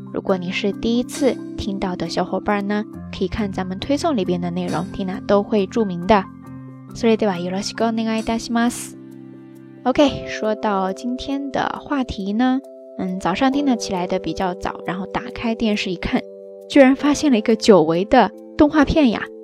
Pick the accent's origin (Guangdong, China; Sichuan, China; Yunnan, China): Yunnan, China; 咱们云南人